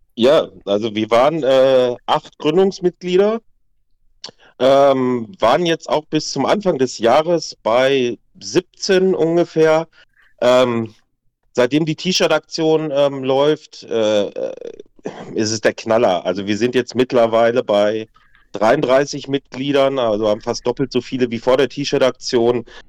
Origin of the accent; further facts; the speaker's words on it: Waltrop, North Rhine-Westphalia, Germany; wir kommen ja aus Waltrop direkt neben Lüdenscheid